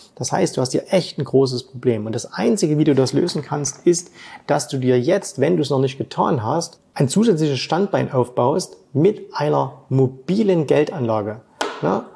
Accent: Saxony, Germany; in meinem Heimatbundesland Sachsen

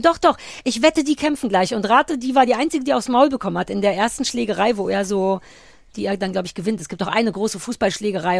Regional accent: East Germany, Germany; für mich als Ossi

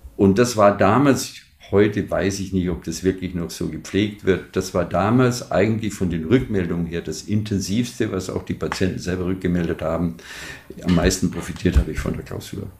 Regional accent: Munich, Bavaria, Germany; moved away as an adult; also born or lived in Palatinate; ich komme aus München

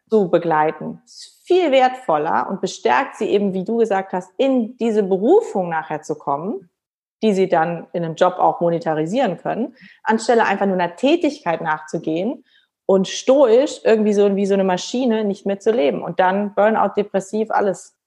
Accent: Rhineland, Germany; ich bin ja auch Rheinländerin

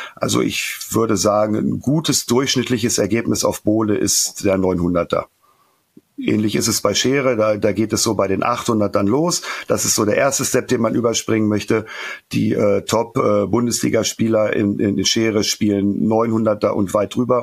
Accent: Northern Germany, Germany; ich komme aus dem Norden

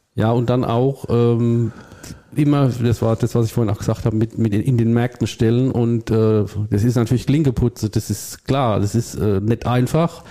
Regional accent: Rhineland-Palatinate, Germany; ich bin auch Pfälzer mit Leib und Seele

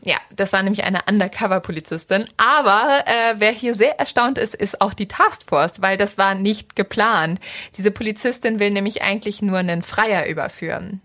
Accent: Northern Germany, Germany; ich komme ja aus dem Norden

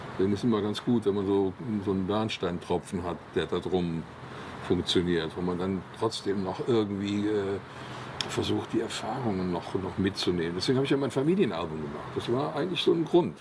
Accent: Cologne, North Rhine-Westphalia, Germany; am Silverins Klösterchen, wo ich geboren bin oder da, wo ich aufgewachsen

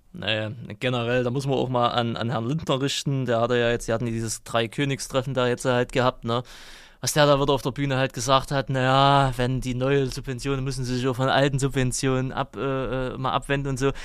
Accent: East Germany, Germany; bei uns im Osten

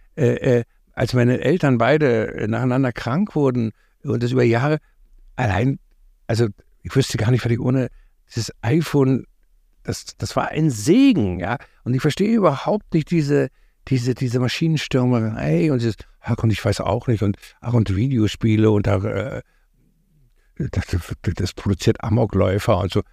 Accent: East Germany, Germany

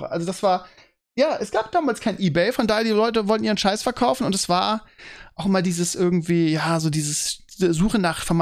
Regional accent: Bremen, Germany; Also bei uns bei uns in Bremen gab es wirklich jeden ähm, jeden Samstag Vormittag einen Flohmarkt, äh, direkt an der Weser.

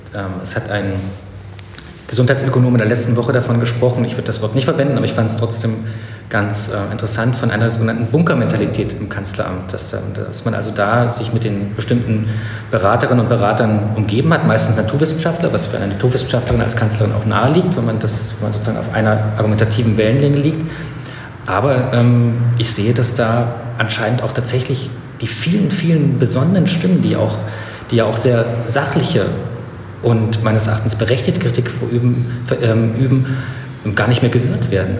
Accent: East Germany, Germany; also born or lived in Potsdam; ich bin in der DDR groß geworden

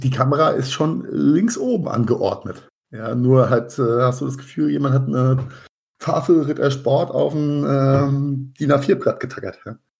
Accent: Mainz, Rhineland-Palatinate, Germany; in meiner Heimatstadt Mainz

